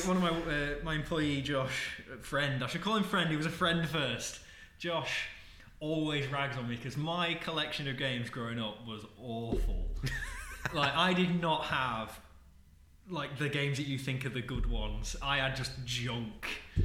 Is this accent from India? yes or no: no; Wigan, North West England, United Kingdom; accent: Wigan; You can't tell from my voice, but I was born and bred in Wigan.